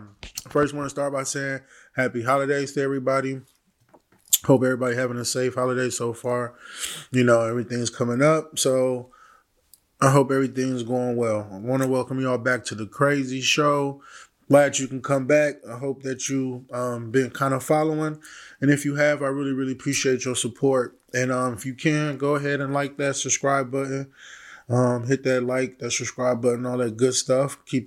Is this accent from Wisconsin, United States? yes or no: yes; Milwaukee, Wisconsin, United States; I kind of got reminiscent of a case that happened to an area that I'm from Milwaukee, Wisconsin.